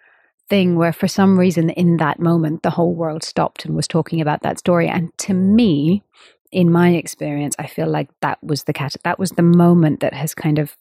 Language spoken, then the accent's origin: English; India; of course, I'm an Indian female musician